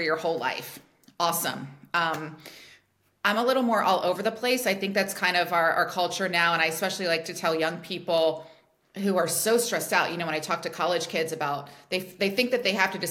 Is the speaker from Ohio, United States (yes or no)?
yes; Cincinnati, Ohio, United States; moved away as an adult; also born or lived in Pennsylvania; I was born and raised in Cincinnati, Ohio